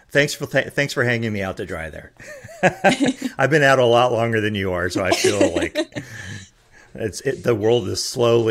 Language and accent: English; Texas, United States; I grew up here in Texas, so